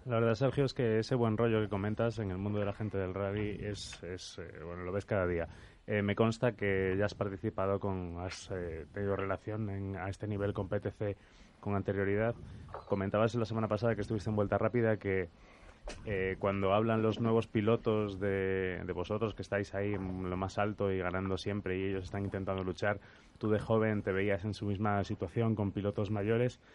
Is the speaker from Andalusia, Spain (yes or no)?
no; Galicia, Spain; Yo soy, yo soy gallego y también me siento orgulloso